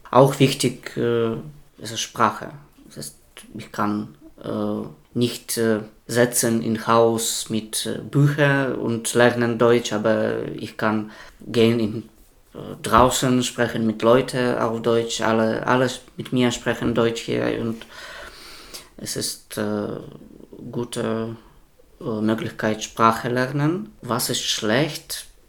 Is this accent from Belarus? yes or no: yes; Belarus; German is a second language; also born or lived in Szczecin, Poland; now in Greifswald, Germany; ich bin aus Belarus